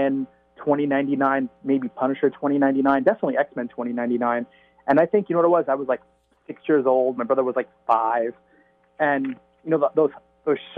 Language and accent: English; New York City, New York, United States; I grew up in Staten Island, New York